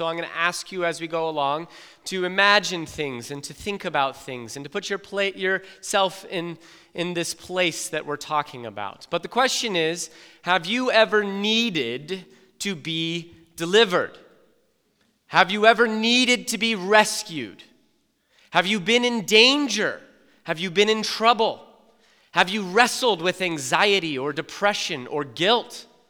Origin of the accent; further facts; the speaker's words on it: South Carolina, United States; I grew up in South Carolina. I lived with my mother, my father, my four sisters, and me.